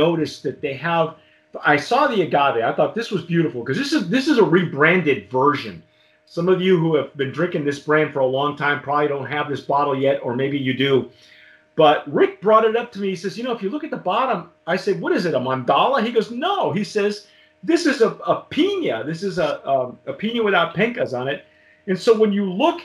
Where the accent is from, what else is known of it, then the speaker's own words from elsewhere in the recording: Southern California, United States; I grew up in Southern California